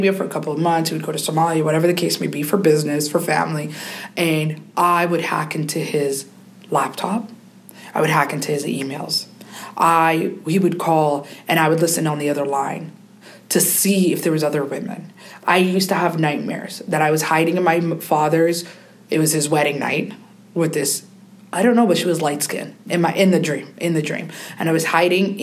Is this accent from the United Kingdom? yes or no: no; Canada; I grew up in Canada.